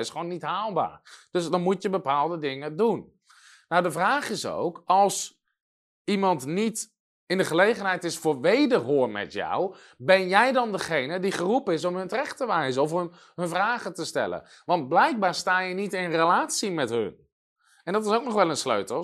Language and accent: Dutch; Netherlands; als Nederlander